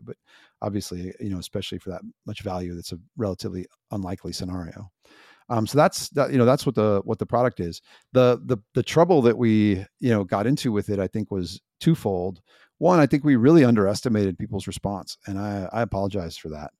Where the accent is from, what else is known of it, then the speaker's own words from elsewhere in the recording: United States; I'm an American